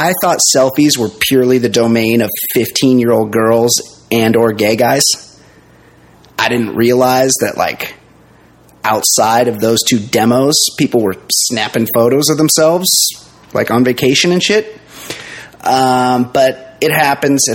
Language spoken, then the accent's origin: English; United States